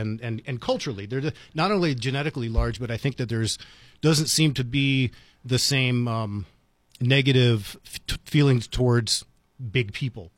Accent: Washington, District of Columbia, United States; now in Las Cruces, United States; growing up in Washington, D C

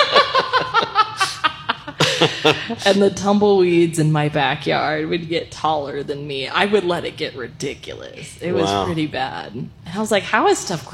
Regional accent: North Dakota, United States; now in New Mexico, United States; I am from North Dakota.

